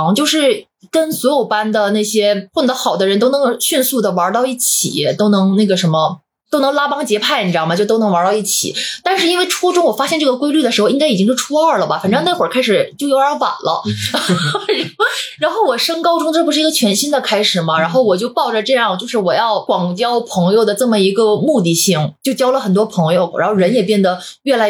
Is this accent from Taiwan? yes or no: no; northern China, China; now in Shanghai, China; 因为我是北方人嘛，然后从小在北方长大，我本来是不习惯南方的